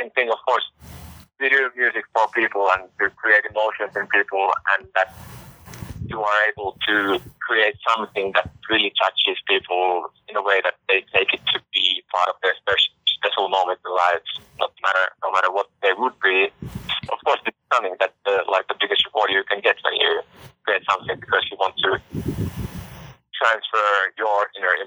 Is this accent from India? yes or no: no; Finland; We are from Finland